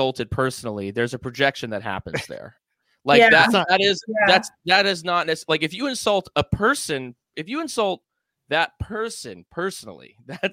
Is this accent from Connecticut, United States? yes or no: no; New York, United States; We grew up in New York